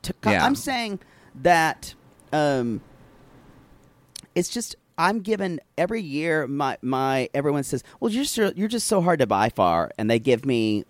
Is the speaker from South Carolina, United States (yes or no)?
yes; South Carolina, United States; I grew up in South Carolina